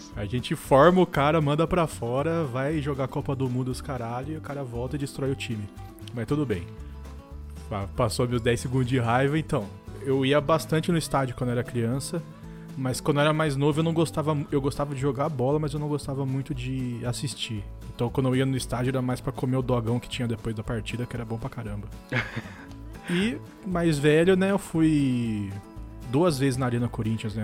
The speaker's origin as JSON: {"language": "Portuguese", "town": "Mogi Mirim", "region": "São Paulo", "country": "Brazil", "said": "Eu sou do interior de São Paulo, eu sou em uma cidade chamada Mojimirim"}